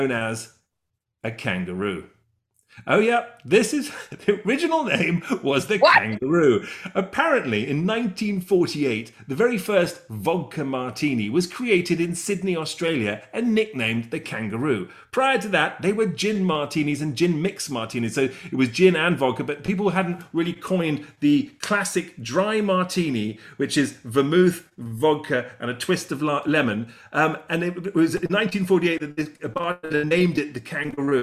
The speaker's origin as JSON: {"language": "English", "region": "London", "country": "United Kingdom", "accent": "English", "said": "I'm from Chelsea, London."}